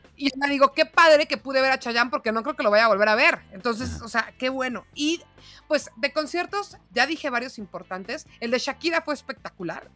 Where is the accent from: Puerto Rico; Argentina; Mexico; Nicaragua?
Mexico; Mexico City; moved away as an adult; also born or lived in León, Guanajuato; mi bio era chilanga panza verde